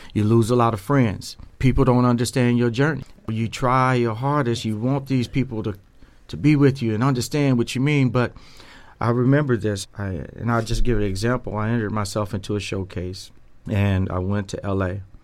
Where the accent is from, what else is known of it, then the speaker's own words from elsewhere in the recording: Dayton, Ohio, United States; born and raised in Dayton, Ohio